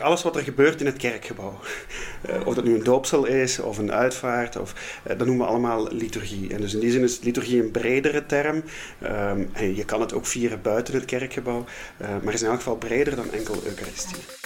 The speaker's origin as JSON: {"language": "Dutch", "region": "Flanders", "country": "Belgium", "accent": "Flemish", "said": "je hoort allicht ook aan het accent dat ik van iets zuidelijkere oorden kom. Eh, ik kom uit Vlaanderen, ik woon daar nog altijd."}